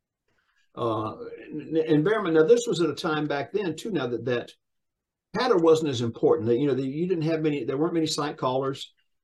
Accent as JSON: {"language": "English", "town": "Sumter", "region": "South Carolina", "country": "United States", "said": "I'm originally from Sumter, South Carolina, a little small town"}